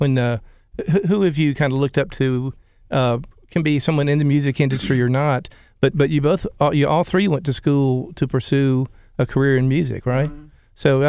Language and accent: English; Gainesville, Georgia, United States; We're from Gainesville, Georgia.